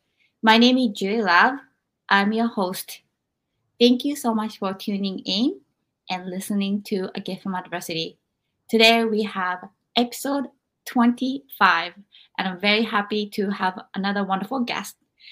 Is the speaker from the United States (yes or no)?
no; Japan; moved away; growing up in Japan.